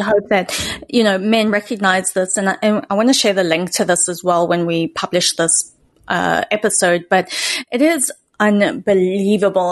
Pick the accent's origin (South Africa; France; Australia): South Africa; moved away; growing up in South Africa